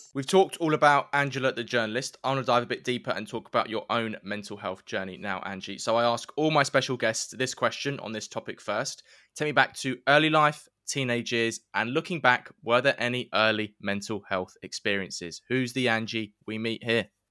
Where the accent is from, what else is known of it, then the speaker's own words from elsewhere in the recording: London, United Kingdom; also born or lived in Romford; I'm a middle-class lad from East London.